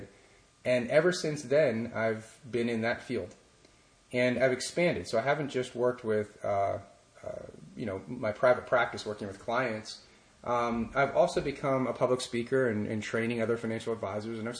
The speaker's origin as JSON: {"language": "English", "town": "Pittsburgh", "region": "Pennsylvania", "country": "United States", "tie": "born or raised there", "said": "I grew up in Pittsburgh"}